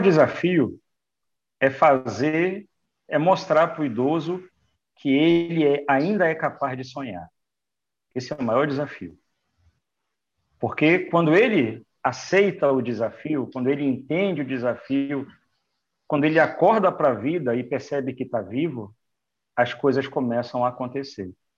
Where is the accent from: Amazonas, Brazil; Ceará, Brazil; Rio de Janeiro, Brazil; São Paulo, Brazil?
Amazonas, Brazil; Manaus; moved away as an adult; now in Recife, Brazil; eu sou de Manaus, do Amazonas